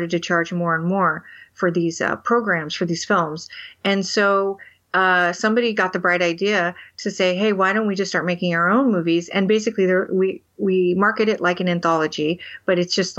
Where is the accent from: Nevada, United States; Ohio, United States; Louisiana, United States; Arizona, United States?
Nevada, United States; Las Vegas; moved away; I grew up in Vegas, Las Vegas